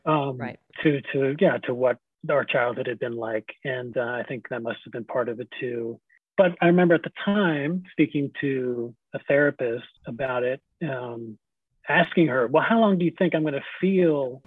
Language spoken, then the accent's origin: English; Scarsdale, New York, United States; I grew up in Scarsdale, New York